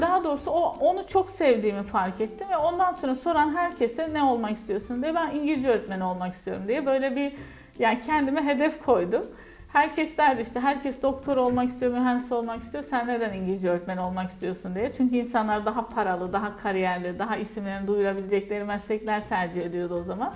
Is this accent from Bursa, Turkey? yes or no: no; Kahramanmaraş, Turkey; also born or lived in Ankara / Konya; ben hocam Kahramanmaraş doğumluyum